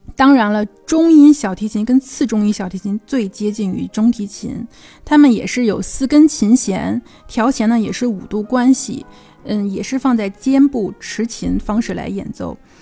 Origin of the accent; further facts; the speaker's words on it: China; 我们中国人